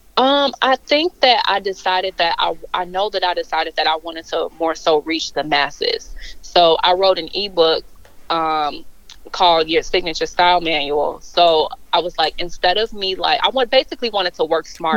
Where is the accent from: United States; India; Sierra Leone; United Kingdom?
United States; Chicago, Illinois; born and raised in Chicago. I don't know if I can really say raised because um, when my parents divorced at age when I was seven, I ended up moving out to the suburbs